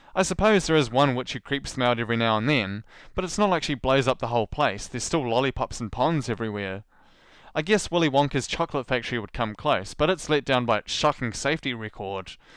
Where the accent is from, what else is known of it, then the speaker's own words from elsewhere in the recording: New Zealand; accent: New Zealand; my New Zealand accent